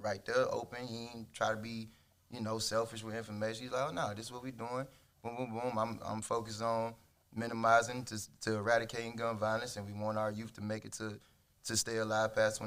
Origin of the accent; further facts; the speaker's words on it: Riviera Beach, Florida, United States; I was born and raised in Riviera Beach.